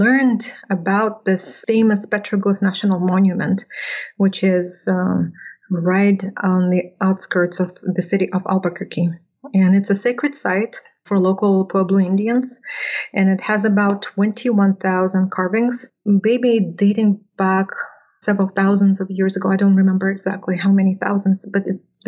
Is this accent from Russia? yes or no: yes; Russia; moved away; I grew up in a community which is about 60 kilometers west of the lake